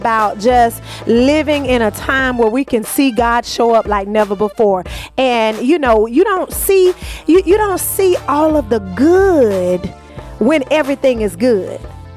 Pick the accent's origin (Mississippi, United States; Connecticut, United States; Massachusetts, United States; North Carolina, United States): North Carolina, United States; Gaston County; my hometown